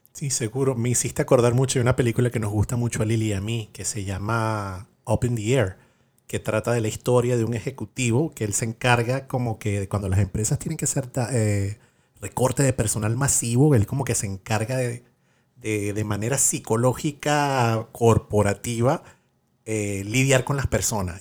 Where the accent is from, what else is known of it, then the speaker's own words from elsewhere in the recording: Venezuela; yo, soy de Venezuela